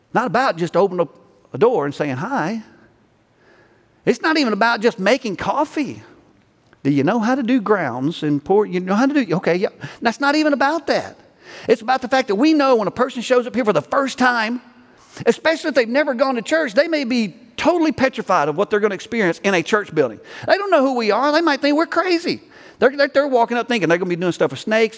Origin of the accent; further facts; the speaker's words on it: Alabama, United States; now in Texas, United States; I'm from Alabama